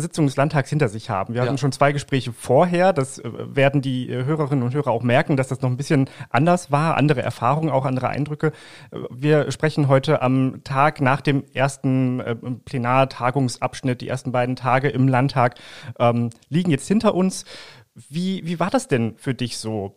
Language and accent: German; Langenhagen, Lower Saxony, Germany; wir kommen beide aus Langhagen